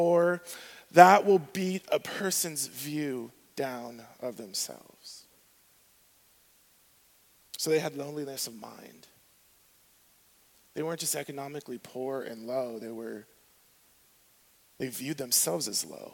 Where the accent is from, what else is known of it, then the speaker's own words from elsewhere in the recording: southwest Arizona, United States; the southwest part is where I grew up.